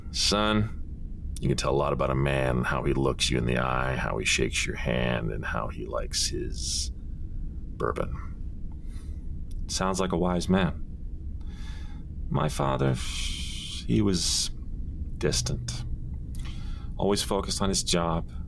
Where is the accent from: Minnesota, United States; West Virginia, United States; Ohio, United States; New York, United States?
New York, United States; Brooklyn; I grew up in Brooklyn, so our booze selection was either Italian Bucco or Manischewitz.